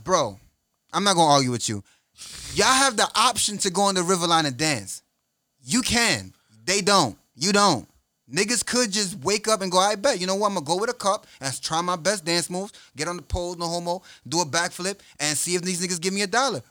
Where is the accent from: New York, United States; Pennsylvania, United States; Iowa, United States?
New York, United States; I'm from New York